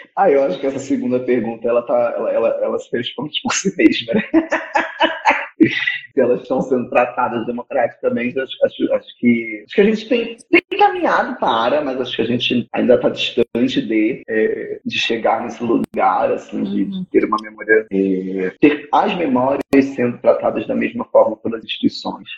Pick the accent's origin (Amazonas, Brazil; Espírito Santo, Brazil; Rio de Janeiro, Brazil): Rio de Janeiro, Brazil; eu tô em São Paulo agora, eu sou do Rio